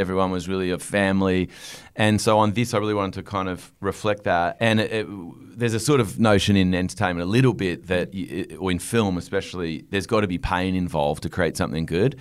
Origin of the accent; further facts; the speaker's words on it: Australia; moved away as an adult; also born or lived in Los Angeles, United States; I was sitting in L A as an Australian